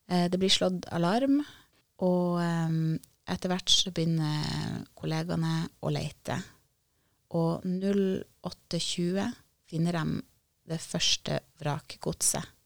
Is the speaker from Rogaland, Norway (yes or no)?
no; Sørreisa, Troms, Norway; Jeg har jo vokst opp deler av eh, barndommen i Sørreisa, eh, ungdommen.